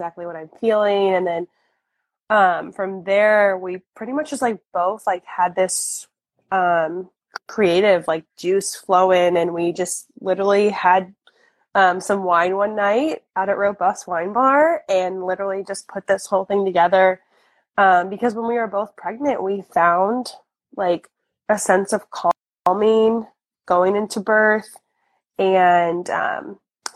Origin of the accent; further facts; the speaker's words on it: St. Louis, Missouri, United States; I'm born and raised in St. Louis. I still live here.